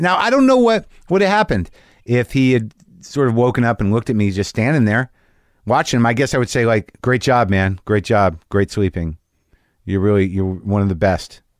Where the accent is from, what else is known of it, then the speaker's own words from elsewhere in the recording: Albuquerque, New Mexico, United States; moved away; I'll be in Albuquerque, New Mexico, my hometown